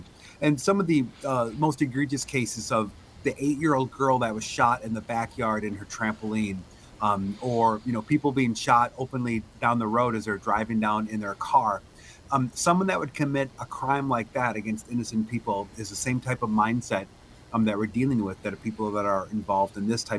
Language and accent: English; White Bear Lake, Minnesota, United States; I grew up in White Bear Lake. My father was a milkman, and I spent my youth helping him on his milk truck.